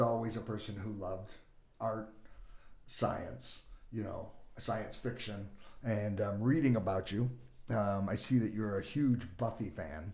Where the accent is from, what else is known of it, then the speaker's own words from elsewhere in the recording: California, United States; moved away as an adult; also born or lived in Bloomington / Los Angeles; now in Sioux Falls, United States; I grew up in California